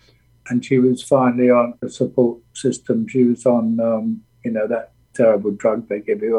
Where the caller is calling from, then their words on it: Bargemont, Provence-Alpes-Côte d'Azur, France; I'm in France. I'm down the south. I suppose the biggest city nearby is Nice. I'm just in a little village called Bargemont. It's about an hour and a half northwest of Nice.